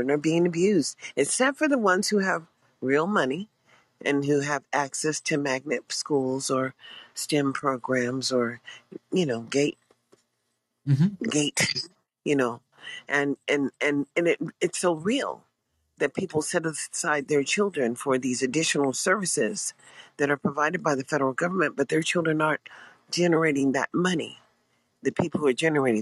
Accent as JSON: {"language": "English", "country": "United States"}